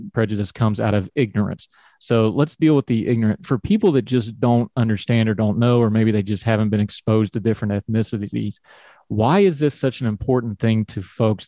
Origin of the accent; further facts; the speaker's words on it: West Virginia, United States; I grew up in West Virginia and I came through West Virginian schools